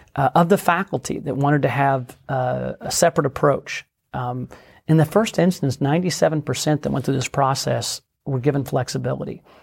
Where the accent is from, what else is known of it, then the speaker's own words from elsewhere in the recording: Oklahoma, United States; also born or lived in Washington, D.C.; I was born and raised in Oklahoma.